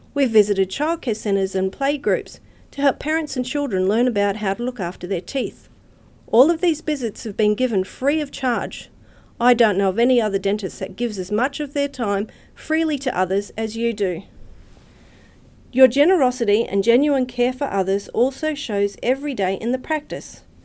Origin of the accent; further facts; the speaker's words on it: Redcliffe, Queensland, Australia; I grew up in Redcliffe, so I consider myself a local, and I still live close